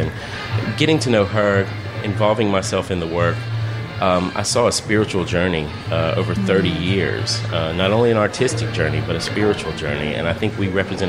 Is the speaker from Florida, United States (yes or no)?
no; Mississippi, United States; now in New Orleans, United States; No, I came from Mississippi. So it was a natural progression for me, of course.